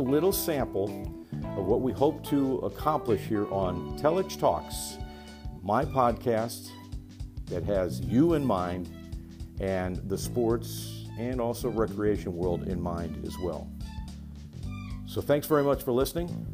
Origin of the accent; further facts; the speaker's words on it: Euclid, Ohio, United States; moved away as an adult; also born or lived in Rapid City, South Dakota / Cedar Rapids, Iowa / Buffalo, New York; I grew up in Euclid, Ohio, and am a graduate of Euclid High School.